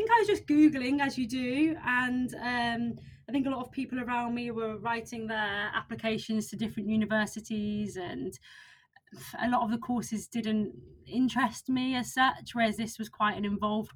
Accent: Solihull, West Midlands, United Kingdom; I come from a town called Solihull, which is just outside of Birmingham in the UK.

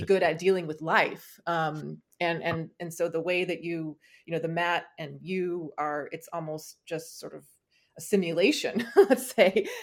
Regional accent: California, United States; growing up in California

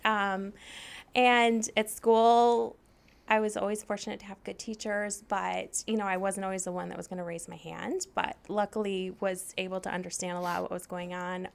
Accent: Saline, Michigan, United States; I grew up in Saline, Michigan, which is a, basically a suburb of Ann Arbor

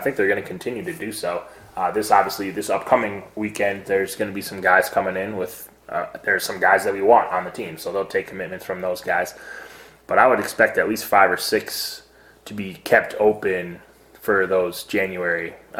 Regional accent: Cleveland, Ohio, United States; Love the song, and I'm from Cleveland, so I'm a hip-hop guy for sure.

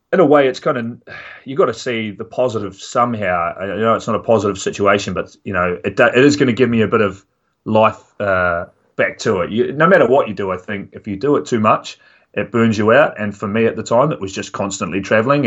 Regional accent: Dunedin, Otago, New Zealand; I'm from Dunedin in the South Island

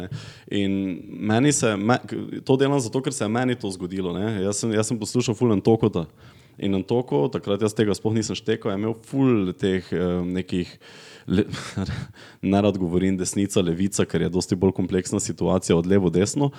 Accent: Gornja Radgona, Slovenia; accent: Radgona dialect; jaz sem iz Radgune, iz družine, ki, ki je zelo apolitična

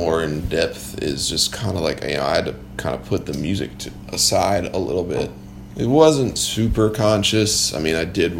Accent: Maryland, United States; I'm a Marylander

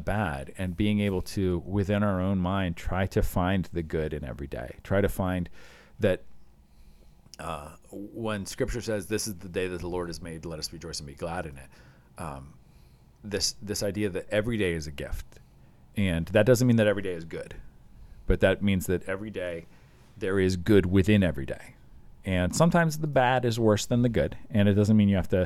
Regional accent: Iowa, United States; We had tornado drills when I was a kid growing up in Iowa

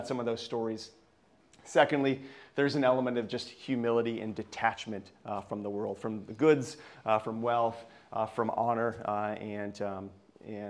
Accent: Vermont, United States; moved away; also born or lived in Lemoore, California; I grew up in Vermont

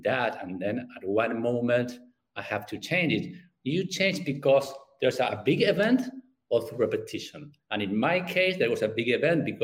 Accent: Argentina; English is a second language; I'm from Argentina

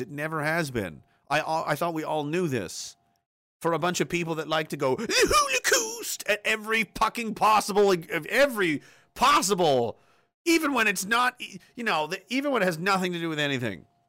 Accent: Canada; we're Canadian soldiers

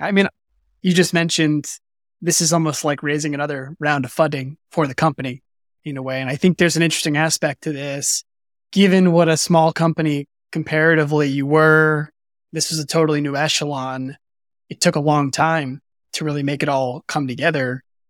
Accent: United States; as if we Americans

